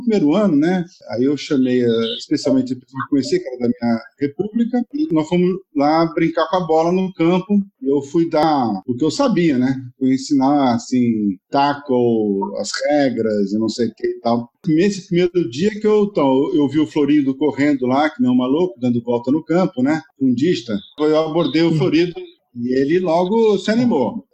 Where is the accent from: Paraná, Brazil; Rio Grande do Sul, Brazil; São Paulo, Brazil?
São Paulo, Brazil; moved away as an adult; also born or lived in Rio de Janeiro; now in Rome, Italy; Eu vim de São Paulo